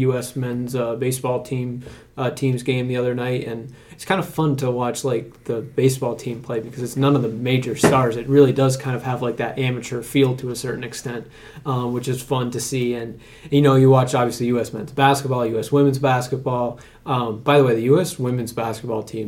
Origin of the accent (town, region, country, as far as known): United States